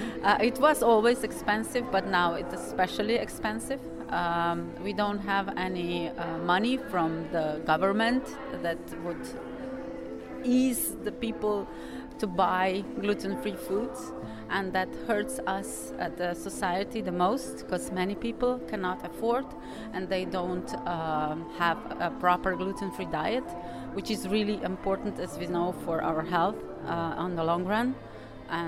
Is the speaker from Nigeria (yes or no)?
no; Slovenia; English is a second language; I'm from Slovenia.